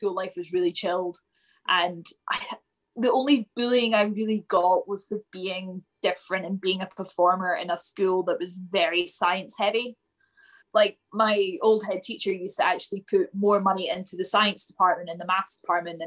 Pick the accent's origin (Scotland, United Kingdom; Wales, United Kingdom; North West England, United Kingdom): Scotland, United Kingdom; Falkirk; I grew up just outside of Falkirk, so I was like in the villages.